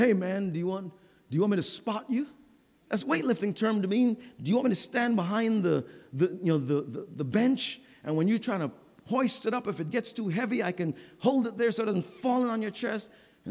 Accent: New York City, New York, United States; moved away; I grew up in New York City

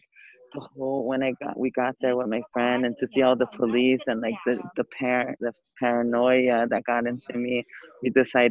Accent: San Diego, California, United States; I'm from San Diego, California.

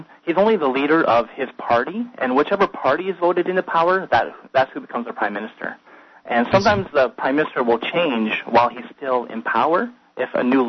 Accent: Winnipeg, Manitoba, Canada; I'm Canadian

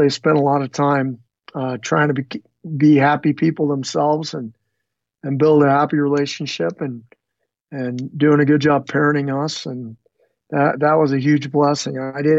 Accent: Phoenix, Arizona, United States; also born or lived in Northern California / Southern California / Utah / Colorado; we moved from Northern California to Southern California. And then my folks split up at some point there, and we bounced around a little bit from Utah. I think we lived briefly in Colorado, then Utah, and then eventually settled in Phoenix, Arizona, and was pretty much raised middle scho

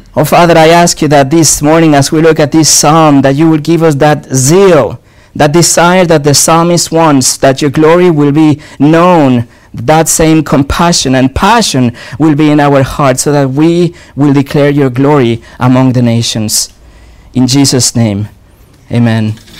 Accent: Mexico; now in Cannes, France; I was born in Mexico

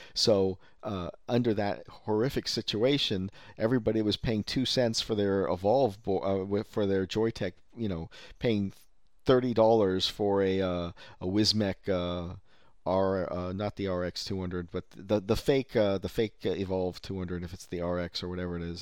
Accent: Silicon Valley, California, United States; I'm from Silicon Valley, native

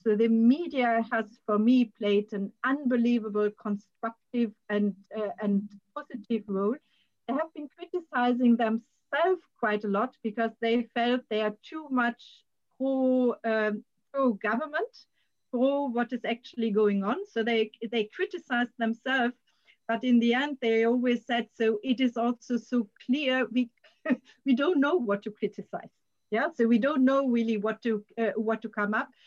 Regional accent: Germany; now in Sweden; perspective continuously of my home country.

